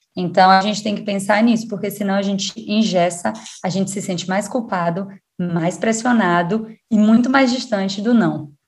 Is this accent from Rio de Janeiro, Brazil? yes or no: no; Salvador, Bahia, Brazil; moved away; sou de Salvador, Bahia.